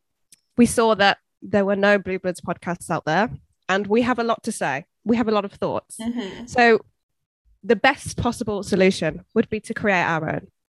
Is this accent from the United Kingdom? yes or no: yes; England, United Kingdom; I'm 23. I'm from England